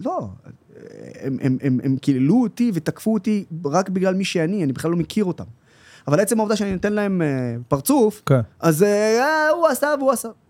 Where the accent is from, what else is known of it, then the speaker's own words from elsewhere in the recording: Israel; כערבי ישראלי